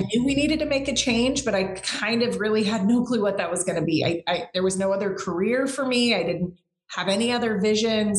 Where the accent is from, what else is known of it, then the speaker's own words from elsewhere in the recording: California, United States; growing up in California